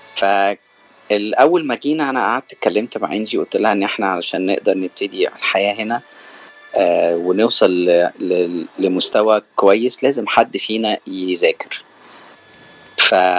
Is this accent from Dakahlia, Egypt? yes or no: no; Cairo, Cairo Governorate, Egypt; moved away as an adult; now in California, United States; أنا من مصر من القاهرة وأنا جيت أمريكا في آخر أه 2019